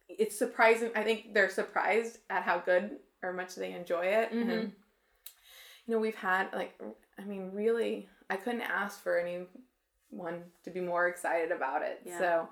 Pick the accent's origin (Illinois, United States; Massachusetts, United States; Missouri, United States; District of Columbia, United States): Illinois, United States; now in St. Louis, United States; I grew up in Illinois